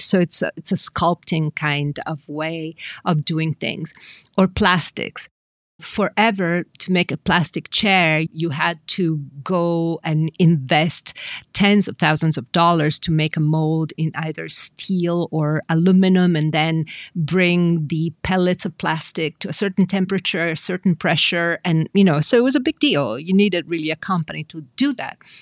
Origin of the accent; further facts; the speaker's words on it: Milan, Lombardy, Italy; I grew up in Milan, and Milan is a city of design